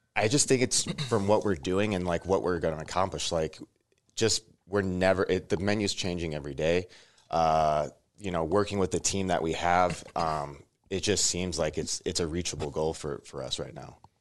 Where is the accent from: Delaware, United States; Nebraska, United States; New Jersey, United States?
Nebraska, United States; Omaha; moved away as an adult; also born or lived in Chicago / Las Vegas; now in Lincoln, United States; originally from Omaha